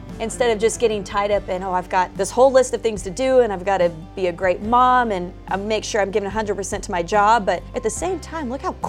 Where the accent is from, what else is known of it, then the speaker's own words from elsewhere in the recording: Southern California, United States; growing up in Southern California, there's no better college football team to cover than the USC Trojans.